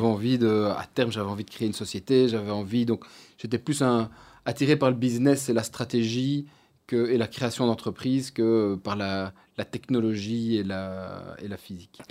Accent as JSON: {"language": "French", "town": "Brussels", "region": "Brussels-Capital Region", "country": "Belgium", "tie": "born or raised there", "also_born_or_lived": "Louvain-la-Neuve", "said": "je suis né à Bruxelles, euh, je suis de, de et j'ai été au collège Saint-Michel"}